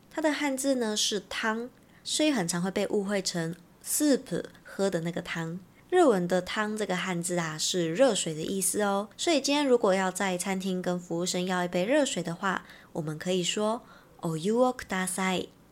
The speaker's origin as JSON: {"language": "Chinese", "country": "Taiwan", "said": "我们是从台湾来的"}